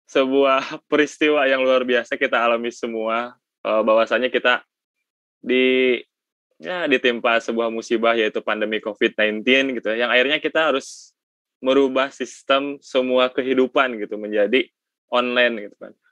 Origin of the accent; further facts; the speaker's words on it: West Java, Indonesia; accent: Sundanese; saya asli orang Sunda Kang jadi logatnya asli Sunda